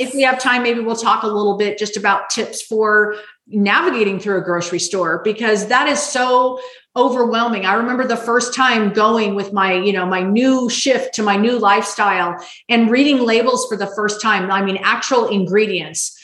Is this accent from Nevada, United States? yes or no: yes; Las Vegas, Nevada, United States; I grew up in Las Vegas, Nevada